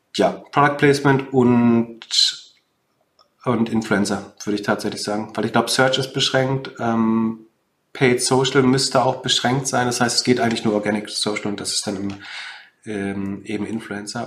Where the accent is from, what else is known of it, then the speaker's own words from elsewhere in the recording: Mecklenburg-Vorpommern, Germany; ich komme ja aus Mecklenburg-Vorpommern